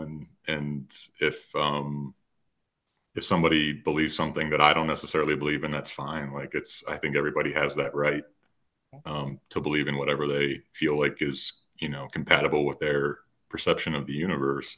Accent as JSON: {"language": "English", "region": "Minnesota", "country": "United States", "tie": "born or raised there", "moved": "as an adult", "lives_now": "Colorado, United States", "said": "I was born in a very rural part of Minnesota, and you guys might have picked up on the accent by now"}